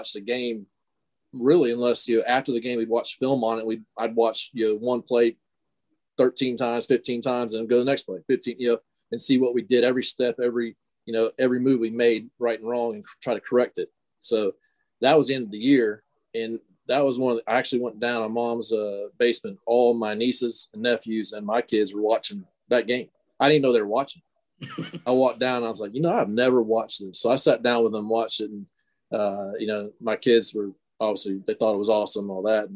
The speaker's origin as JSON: {"language": "English", "region": "Ohio", "country": "United States", "moved": "as an adult", "said": "I came from Ohio. I was Mr. Football Ohio as a running back"}